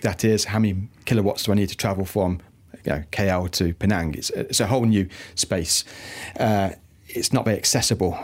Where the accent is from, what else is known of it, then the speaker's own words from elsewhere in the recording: United Kingdom; now in Malaysia; the UK, my my home country, uh, from where I'm from